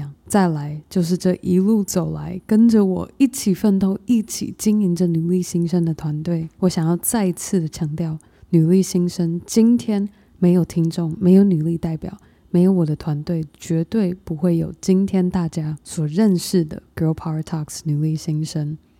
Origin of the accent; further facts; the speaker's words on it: Taiwan; moved away; also born or lived in United States; 当我从台湾搬到美国念书生活，我因而失去了五年和爸爸一起成长相处的时光